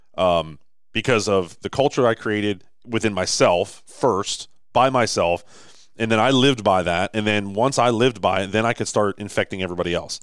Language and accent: English; Baltimore, Maryland, United States; Baltimore, right? Like, this is my hometown.